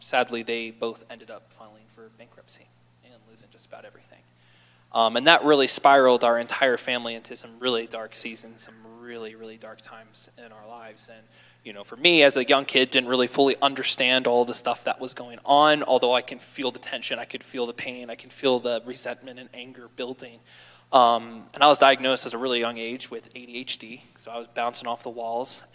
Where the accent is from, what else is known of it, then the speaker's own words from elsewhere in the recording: Baltimore, Maryland, United States; I grew up in Baltimore, Maryland with two older brothers and a little sister.